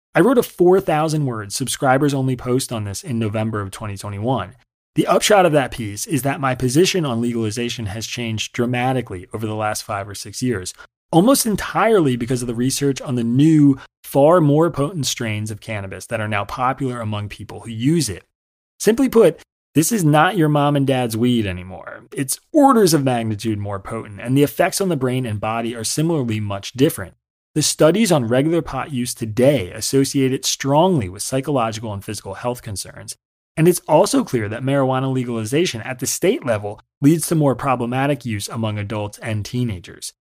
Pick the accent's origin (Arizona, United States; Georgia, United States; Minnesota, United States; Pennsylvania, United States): Pennsylvania, United States; Yardley; also born or lived in Trenton, New Jersey / Hamilton, New Jersey / Pittsburgh / New York; now in Philadelphia, United States; I was born in Trenton, New Jersey, and I lived in Hamilton until I was five. Then I lived right across the river in Yardley, Pennsylvania, from the age of five to eighteen